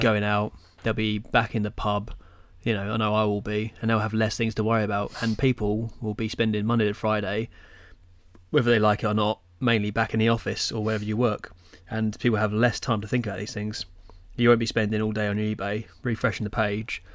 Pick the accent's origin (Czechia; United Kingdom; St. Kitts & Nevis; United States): United Kingdom; England; we're English